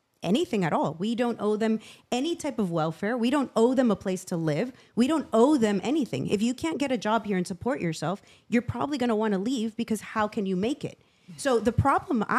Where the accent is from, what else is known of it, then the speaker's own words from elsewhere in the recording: Venezuela; now in United States; I grew up in Venezuela.